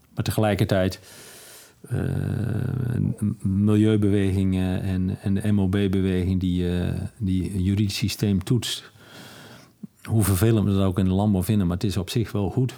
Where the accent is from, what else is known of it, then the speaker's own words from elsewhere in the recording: Netherlands; als Nederlanders